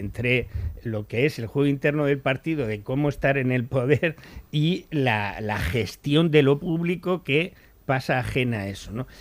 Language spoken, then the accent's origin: Spanish; Spain; los españoles, pese a todo, seguimos